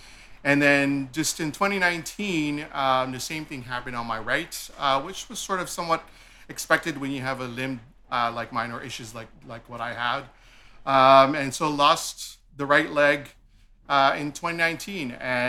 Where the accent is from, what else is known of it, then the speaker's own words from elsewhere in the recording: Toronto, Ontario, Canada; also born or lived in Philippines; I was born in the Philippines. I came here early on in life, probably around grade 7, grade 8 was when I came to Canada, or emigrated to Canada. I grew up in the east end of Scarborough, Malvern to be exact.